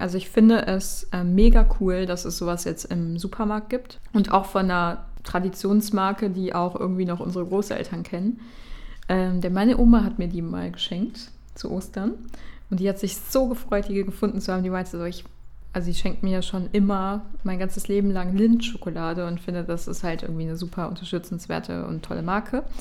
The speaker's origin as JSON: {"language": "German", "town": "Düsseldorf", "region": "North Rhine-Westphalia", "country": "Germany", "said": "wir kommen ja aus Düsseldorf"}